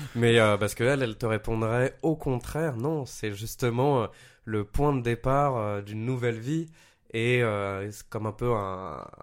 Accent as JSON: {"language": "French", "town": "Paris", "region": "Île-de-France", "country": "France", "also_born_or_lived": "Montpellier", "moved": "as an adult", "said": "je viens de Paris"}